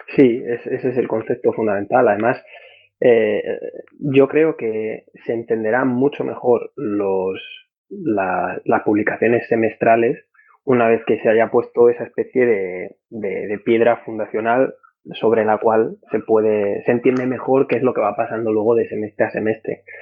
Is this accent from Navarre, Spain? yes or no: no; Madrid, Community of Madrid, Spain; moved away as an adult; en la Carlos III de Madrid, de donde yo soy